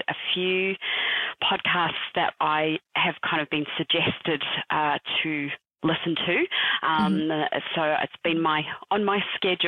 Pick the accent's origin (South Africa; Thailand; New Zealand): New Zealand; moved away as an adult; also born or lived in United Kingdom; now in Perth, Australia; I am originally from New Zealand. I am now currently living in Perth.